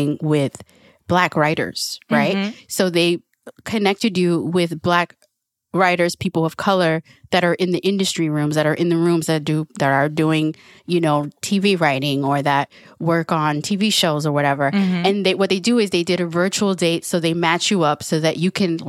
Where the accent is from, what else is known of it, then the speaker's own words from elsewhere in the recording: Santo Domingo, Distrito Nacional, Dominican Republic; I was born in Santo Domingo, Dominican Republic.